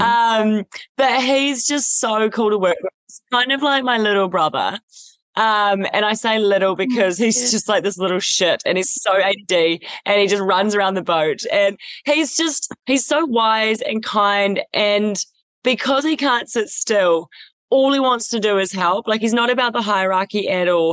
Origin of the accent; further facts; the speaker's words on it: New Zealand; moved away as an adult; Growing up in New Zealand